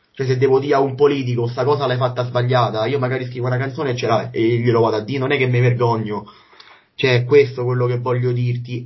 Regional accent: Rome, Lazio, Italy; io da romano

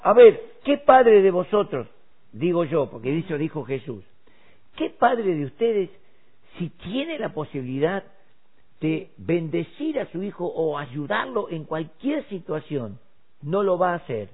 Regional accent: Argentina; los 6 millones que somos en Argentina

